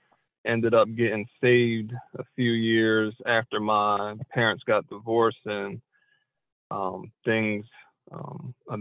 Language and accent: English; Dover, Delaware, United States; Dover, Delaware.